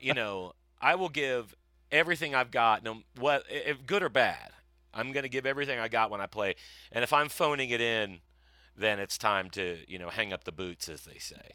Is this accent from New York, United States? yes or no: no; Broken Arrow, Oklahoma, United States; also born or lived in Ohio / St. Louis; my father was one of the people that started soccer in Broken Arrow in nineteen seventy-five, I believe, 'cause we had moved down in seventy-four from Ohio